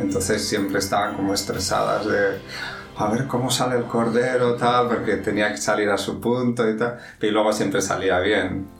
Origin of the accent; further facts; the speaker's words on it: San Sebastián, Basque Country, Spain; moved away as an adult; also born or lived in London; now in Madrid, Spain; soy español, nací en San Sebastián, que está en el norte de España pero ya llevo muchos años fuera de San Sebastián